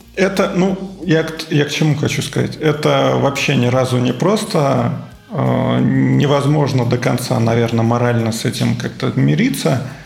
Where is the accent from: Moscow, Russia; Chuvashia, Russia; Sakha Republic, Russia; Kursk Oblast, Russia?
Moscow, Russia; Я вырос, родился в Москве.